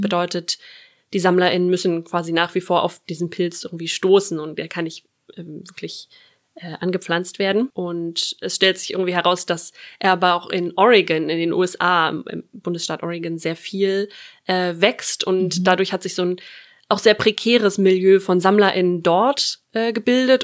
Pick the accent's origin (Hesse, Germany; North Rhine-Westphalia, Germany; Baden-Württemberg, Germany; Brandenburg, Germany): Brandenburg, Germany; moved away as an adult; also born or lived in Berlin; now in Flensburg, Germany; komme aus der Region Berlin-Brandenburg, aus einem kleinen Vorort